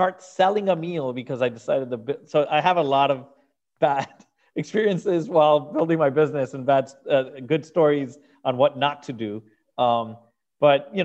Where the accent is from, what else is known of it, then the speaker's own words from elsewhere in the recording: Venezuela; moved away as an adult; now in Miami, United States; I'm originally from Venezuela and South America, and I moved to Miami when I was 24.